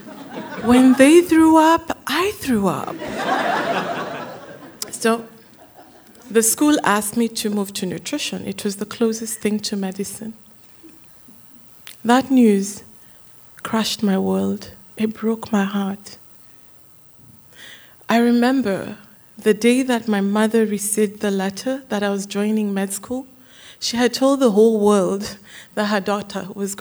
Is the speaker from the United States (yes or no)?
no; Kenya; Growing up in Kenya, I had the story of my birth many, many, many times